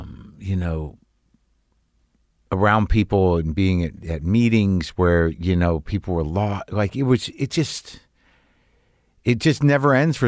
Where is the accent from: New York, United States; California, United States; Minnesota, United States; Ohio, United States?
New York, United States; Queens; cause I lived in Queens, but like there was something about being a New Yorker at that time that was like really felt deep, you know?